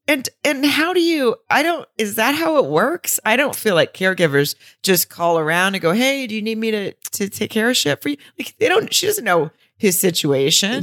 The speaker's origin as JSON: {"language": "English", "region": "the South", "country": "United States", "said": "I'm from the South."}